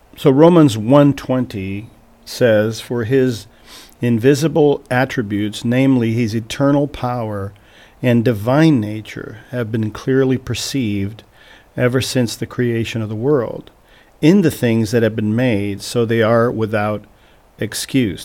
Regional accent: Portugal; moved away as an adult; also born or lived in Vermont; now in Missouri, United States; I was born and raised in Portugal

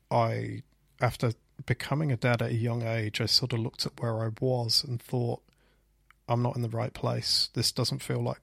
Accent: Leicester, East Midlands, United Kingdom; I freelanced for a company called Swipe and Tap that were based in my hometown in Leicester.

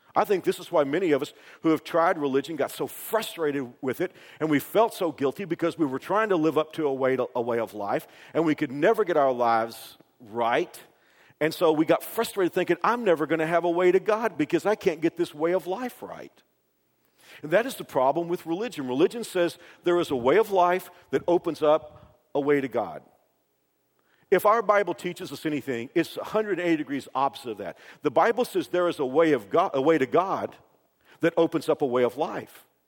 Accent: Dallas Fort Worth area, Texas, United States; moved away; I grew up in the Dallas Fort Worth area

